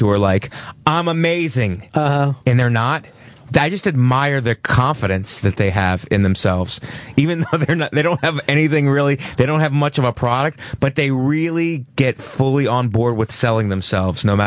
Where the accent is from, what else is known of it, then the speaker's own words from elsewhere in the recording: Youngstown, Ohio, United States; moved away; also born or lived in Cleveland / Philadelphia; I'm originally from Youngstown, Ohio